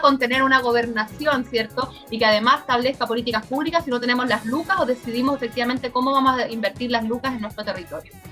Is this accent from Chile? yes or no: yes; Chile; somos todas las chilenas y chilenos rideldes